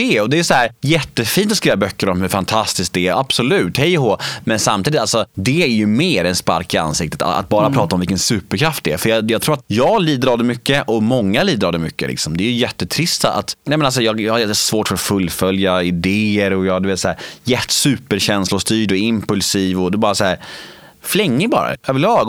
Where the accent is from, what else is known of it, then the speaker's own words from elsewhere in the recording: Värmdö, Stockholm County, Sweden; also born or lived in Södermalm, Stockholm; jag föddes på Södermalm i Stockholm och när jag var sex år gammal flyttade vi till Värmdö och där bodde vi i ett kollektiv